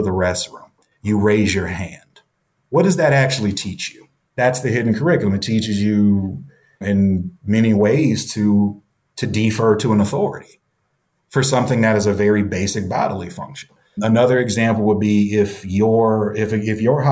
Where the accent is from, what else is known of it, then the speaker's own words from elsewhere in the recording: the South, United States; I'm from the South too